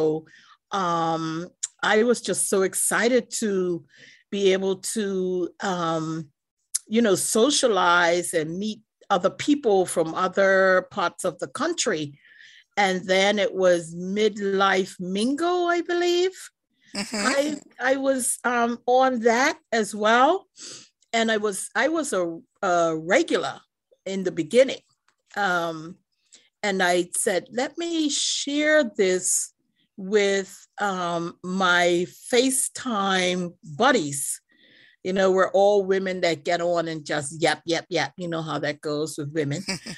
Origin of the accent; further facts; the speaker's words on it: Cambridge, Massachusetts, United States; I would like to say I'm from Massachusetts, Cambridge, Massachusetts